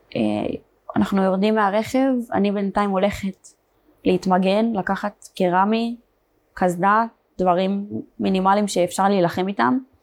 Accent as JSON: {"language": "Hebrew", "town": "Beersheba", "region": "Southern District", "country": "Israel", "tie": "born or raised there", "also_born_or_lived": "Meitar", "said": "נולדתי בבאר שבע. גדלתי"}